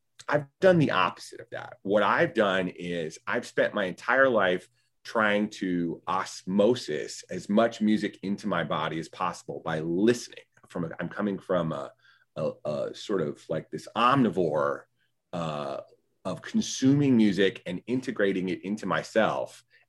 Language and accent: English; Winston-Salem, North Carolina, United States; also born or lived in Chicago; I worked at local community theaters where I grew up in Winston-Salem, North Carolina.